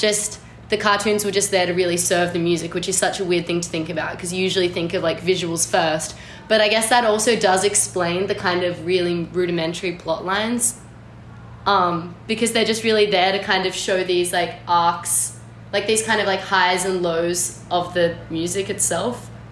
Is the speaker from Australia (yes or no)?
yes; Australia; as an Australian person